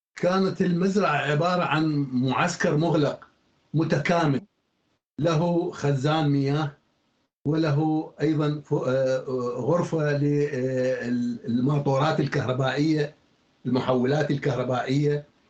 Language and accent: Arabic; Iraq; عندنا في العراق